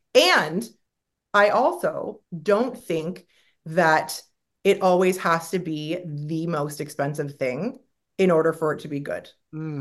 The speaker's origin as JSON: {"language": "English", "country": "Canada", "moved": "yes", "said": "I'm from Canada. We like everything to be bubbles and roses and happy"}